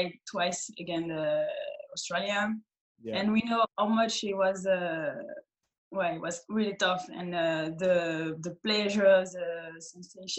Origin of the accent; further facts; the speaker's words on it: Clermont-Ferrand, Auvergne-Rhône-Alpes, France; English is a second language; in my hometown, near my hometown, Clermont-Ferrand.